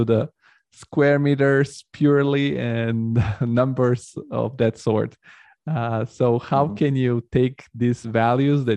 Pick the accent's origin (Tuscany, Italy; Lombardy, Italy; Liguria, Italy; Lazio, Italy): Lazio, Italy; Rome; now in Frankfurt, Germany; I grew up in Rome